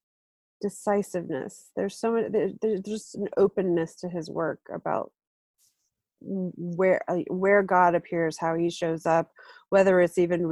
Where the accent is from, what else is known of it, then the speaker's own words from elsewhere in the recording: Deep South, United States; I'm Southern, I grew up in the South, in the Deep South